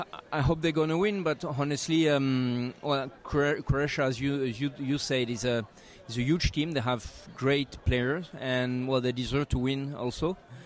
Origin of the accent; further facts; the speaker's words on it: Roussillon, Occitania, France; So I'm coming from the Roussillon, so from the south of France.